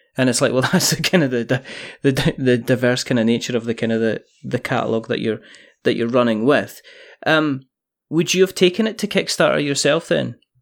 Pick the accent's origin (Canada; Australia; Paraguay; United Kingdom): United Kingdom; Scotland; I'm Scottish